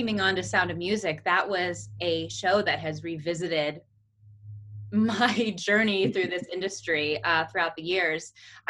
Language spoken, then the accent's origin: English; Lancaster County, Pennsylvania, United States; So I'm from Lancaster County, Pennsylvania, Amish County, famous whoopie pies, if you've ever had a whoopie pie. Not to be missed. And I grew up in a very musical household.